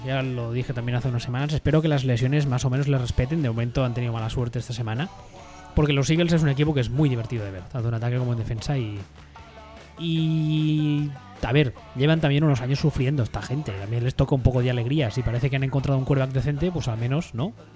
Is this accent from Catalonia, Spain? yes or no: yes; Catalonia, Spain; soy catalán